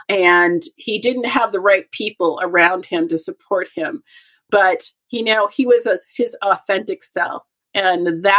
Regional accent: Boston, Massachusetts, United States; moved away as an adult; also born or lived in Los Angeles, California; I am from Boston, Massachusetts, and I have spent most of my adult life and career in Los Angeles and in California, right?

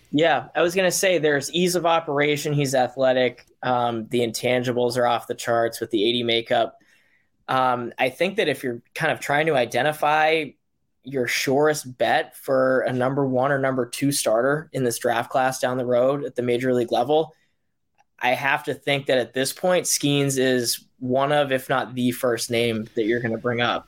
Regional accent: Boston, Massachusetts, United States; I'm from Boston, Mass, born and raised.

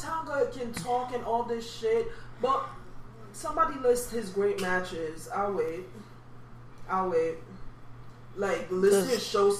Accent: Jamaica; I'm Jamaican, so Duppy means ghost.

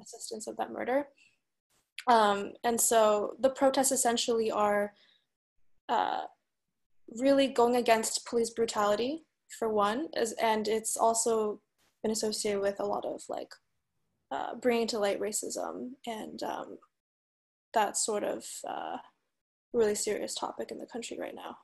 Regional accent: United States; now in San Francisco, United States; I'm a Chinese American. I grew up in the United States.

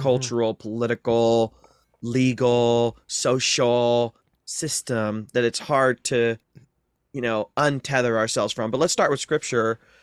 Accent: North Central Ohio, United States; I grew up in North Central Ohio

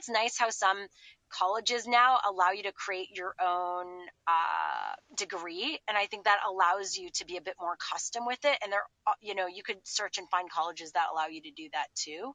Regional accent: Montreal, Quebec, Canada; moved away as an adult; also born or lived in Boston; I grew up in Montreal and we had CGEP, which is like a pre-university

